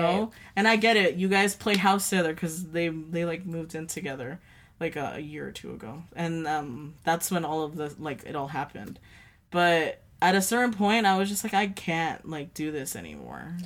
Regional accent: United States; living in Dwarty and growing up in Dwarty, it's a small town

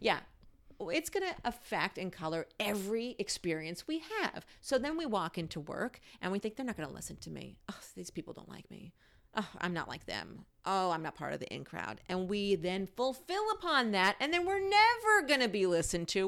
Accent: New York, United States; now in Washington, DC, United States; I grew up in New York

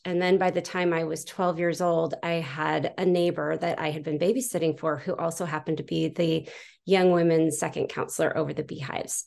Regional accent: San Juan Capistrano, California, United States; now in Utah, United States; I grew up in San Juan Capistrano.

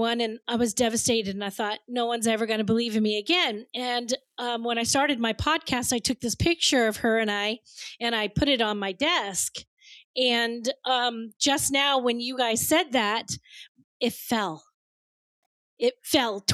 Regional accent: Chugwater, Wyoming, United States; moved away as an adult; also born or lived in the South; now in Burbank, United States; I grew up in Wyoming

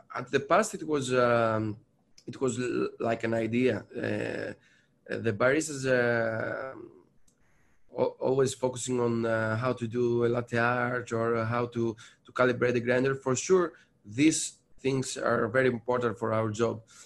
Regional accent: Patras, Western Greece, Greece; now in Athens, Greece; I'm from Greece, sure. I'm, I'm coming from Patras, another place of, of Greece, but now I'm, I'm here in Athens

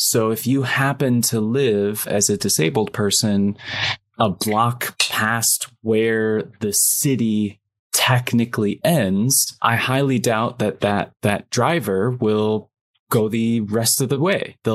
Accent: United Kingdom; yeah, and of course yeah, I grew up in Britain

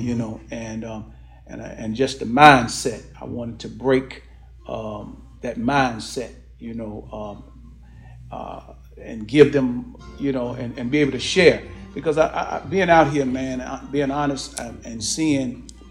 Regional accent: Chicago, Illinois, United States; My hometown, Chicago, Illinois

